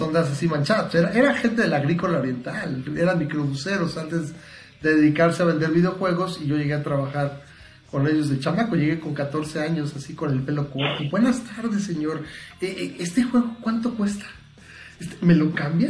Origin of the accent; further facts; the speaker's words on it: Mexico; nací en México